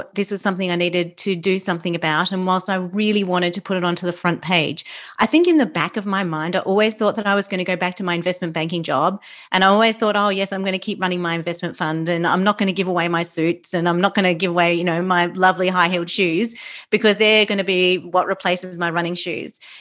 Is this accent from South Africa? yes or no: no; Australia; accent: Australian; I'm Australian, obviously, you can tell by my accent